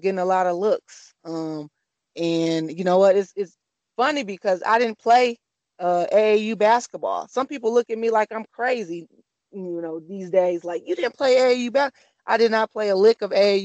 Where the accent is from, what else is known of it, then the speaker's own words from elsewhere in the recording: Flint, Michigan, United States; I'm just a kid from Flint, Michigan, born and raised